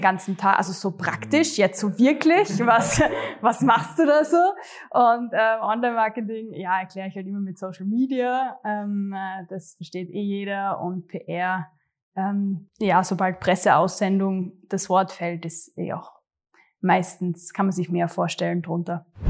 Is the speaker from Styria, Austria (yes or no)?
yes; Gössendorf, Styria, Austria; also born or lived in Graz; ich komme tatsächlich aus äh, Gössendorf, Graz Umgebung, aber es ist echt genau an der Stadtgrenze. Also für mich, mhm. ich bin Grazerin, eindeutig. Ähm, und ja, bin eh äh, zur Schule gegangen ähm, in Graz